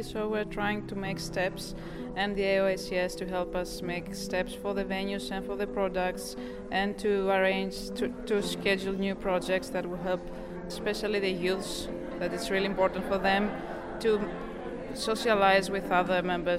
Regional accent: Greece; I'm also from Greece.

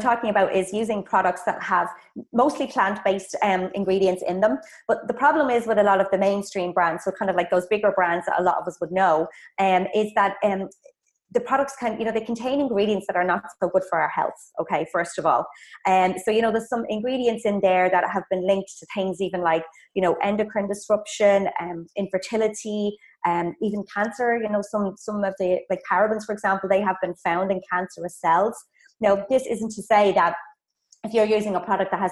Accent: Ireland; moved away as an adult; also born or lived in Dublin; I'm from Ireland, if you heard from the accent

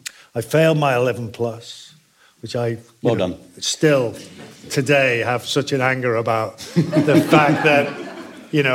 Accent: Liverpool, North West England, United Kingdom; I grew up in Liverpool

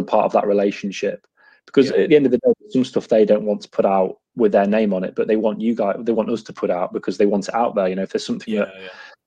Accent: Lincoln, East Midlands, United Kingdom; moved away as an adult; also born or lived in Doncaster; now in Devon, United Kingdom; I grew up in Lincoln

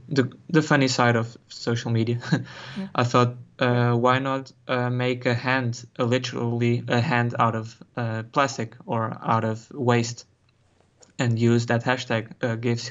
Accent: Algarve, Portugal; also born or lived in Cascais, Portugal / Netherlands; I was born in Cascais, near Lisbon, also near the sea. And when I was 8, I moved to the Algarve in the south, also near the sea.

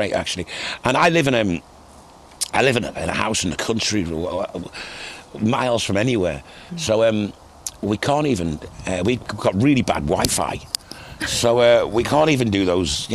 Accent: Liverpool, North West England, United Kingdom; I kind of had a different musical journey than a lot of my contemporaries growing up in Liverpool at the time

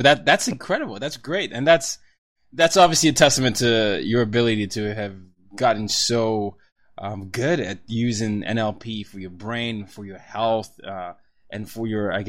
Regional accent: Nigeria; And so I'm a Nigerian. I grew up in 5 countries, 4 continents.

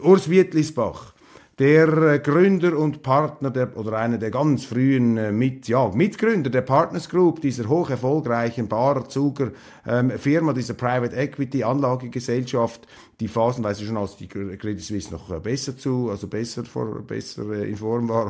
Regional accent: Switzerland; als Schweizer

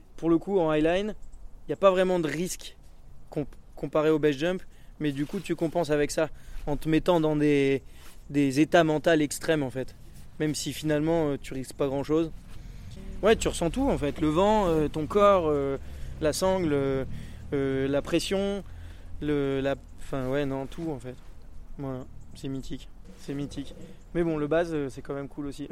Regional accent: Vars, Provence-Alpes-Côte d'Azur, France; also born or lived in Embrun; j'ai grandi à Vars, donc je suis euh, quelqu'un d'ici

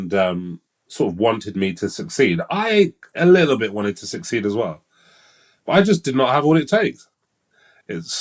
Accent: London, United Kingdom; I grew up in East London

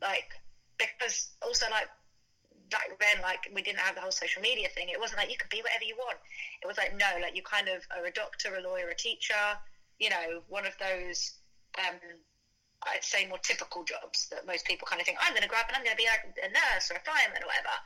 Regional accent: London, United Kingdom; being from London, like that's my home. Do you know what I mean? Like mm. that's my mm. my hometown

